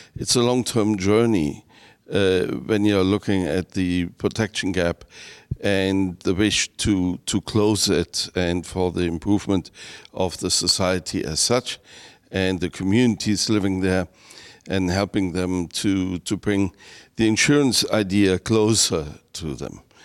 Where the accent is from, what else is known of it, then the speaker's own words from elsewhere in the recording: Germany; I come from Germany, 80 million